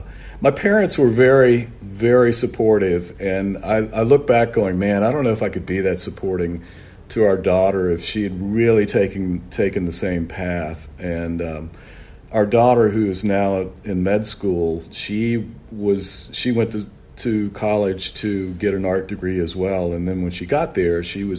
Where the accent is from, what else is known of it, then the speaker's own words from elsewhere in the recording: Orlando, Florida, United States; also born or lived in New York; I grew up here in Orlando, Florida.